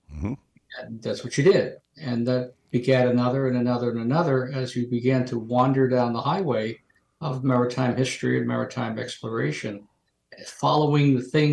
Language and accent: English; New Jersey shore, United States; moved away as an adult; also born or lived in Marquette, Michigan; I grew up on the New Jersey shore.